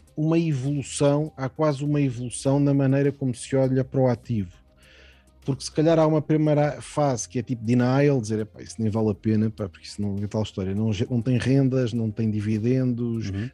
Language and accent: Portuguese; Portugal; also born or lived in Mozambique; Nasci em Moçambique, quando, quando Moçambique ainda era Portugal, e vim relativamente novo para, para Portugal.